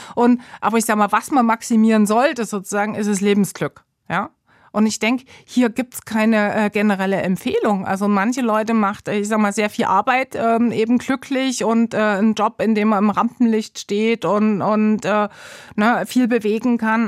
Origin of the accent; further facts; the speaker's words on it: Gera, Thuringia, Germany; moved away as an adult; also born or lived in Leipzig / East Berlin / Munich / Bern; now in Switzerland; in Gera, also wo ich aufgewachsen bin